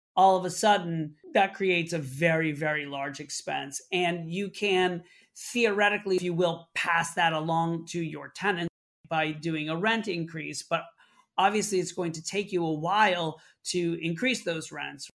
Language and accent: English; Orlando, Florida, United States; now in Brooklyn, New York, United States; I grew up in Orlando, Florida, moved to New York to pursue a career in theater.